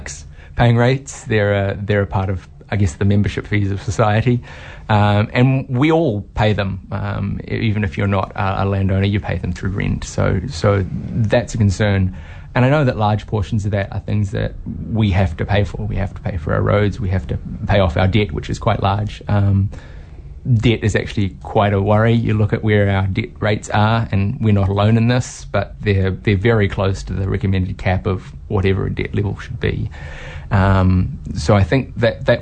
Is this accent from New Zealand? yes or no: yes; Whangarei, Northland, New Zealand; moved away as an adult; now in Hamilton, New Zealand; I'm originally from Northland, from Whangarei, and I ended up staying.